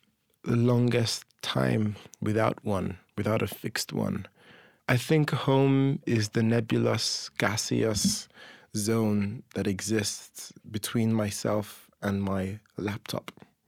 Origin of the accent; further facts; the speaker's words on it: Dublin, Leinster, Ireland; accent: smorgasbord; And then I grew up watching American television. So my accent is this inflection, is this smorgasbord of all of them. And a lot of Trinidadians think I sound Trini, but I'm not. I'm just Irish, Nigerian, English and American.